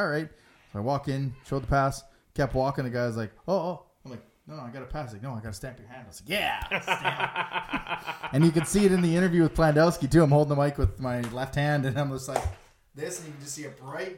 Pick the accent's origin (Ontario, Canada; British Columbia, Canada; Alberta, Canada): Alberta, Canada; Like, we're from Alberta.